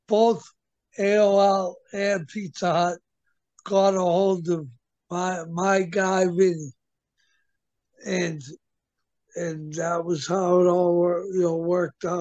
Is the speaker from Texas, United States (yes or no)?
no; Medfield, Massachusetts, United States; But growing up in Medfield, Mass